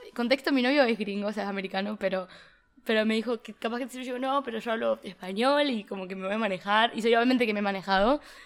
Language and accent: Spanish; Uruguay; moved away as an adult; also born or lived in United States / Philadelphia; now in Barcelona, Spain; soy de Uruguay, o sea, crecí, nací allí y estoy estudiando en Estados Unidos desde el 2019, pero vine de intercambio este semestre a Barcelona